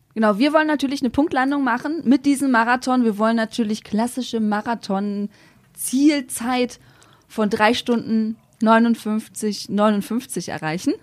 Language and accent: German; Velen, North Rhine-Westphalia, Germany; Also ich bin ja auf dem Land aufgewachsen